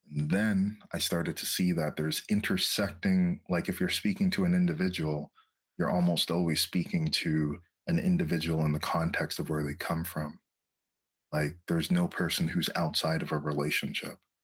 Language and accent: English; Châteauguay, Quebec, Canada; now in Montreal, Canada; I was raised in a in a town that's called uh, Shadow Geekback